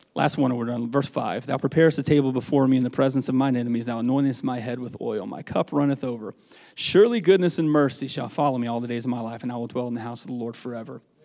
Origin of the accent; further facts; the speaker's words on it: the South, United States; moved away as an adult; also born or lived in Dixie, Mississippi; now in Nebraska, United States; I'm from the South